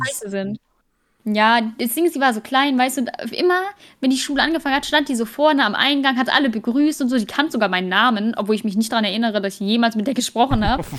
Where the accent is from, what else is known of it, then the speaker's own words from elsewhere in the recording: Germany; als Deutsche